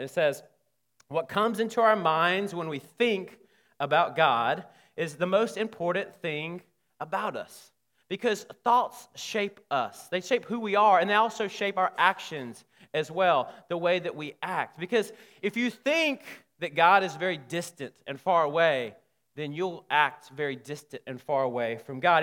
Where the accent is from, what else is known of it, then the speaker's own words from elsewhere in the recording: Alabama, United States; now in Texas, United States; growing up in Alabama